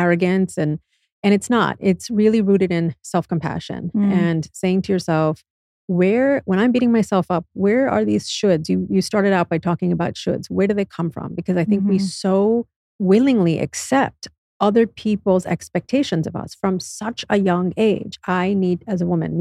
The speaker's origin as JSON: {"language": "English", "country": "United States", "tie": "born or raised there", "said": "being born and raised in the United States"}